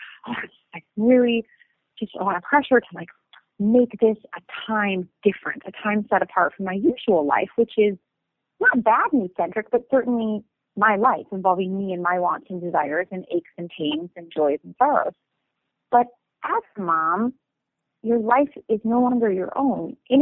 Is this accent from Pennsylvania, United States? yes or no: no; St. Paul, Minnesota, United States; I'm from Minnesota originally. In fact, my husband and I bought my family's home. So I literally am where I grew up right now as I speak to you.